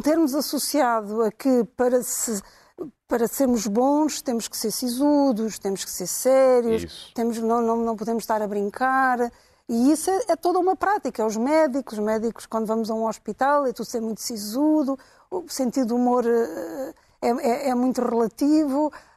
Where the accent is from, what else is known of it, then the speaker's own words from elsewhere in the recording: Angola; moved away; eu cresci em Angola